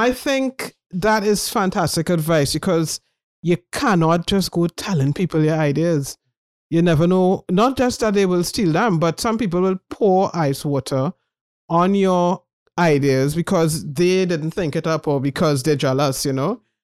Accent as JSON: {"language": "English", "country": "Trinidad & Tobago", "also_born_or_lived": "United Kingdom", "moved": "as an adult", "said": "As a Trinidadian"}